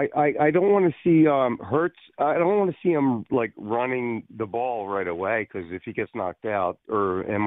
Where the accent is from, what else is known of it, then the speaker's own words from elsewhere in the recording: Philadelphia, Pennsylvania, United States; moved away as an adult; now in Vermont, United States; I'm from Philadelphia